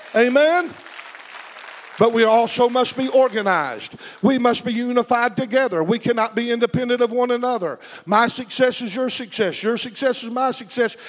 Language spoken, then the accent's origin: English; United States; We in America have lived in, a t- lived in a time when being an American made one feel like a Christian automatically